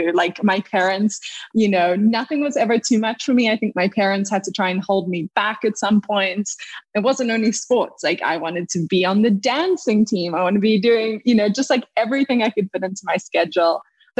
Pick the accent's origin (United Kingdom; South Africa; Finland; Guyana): South Africa; Cape Town, Western Cape; I grew up in Cape Town, South Africa, a beautiful little place, you know, at the southern tip of Africa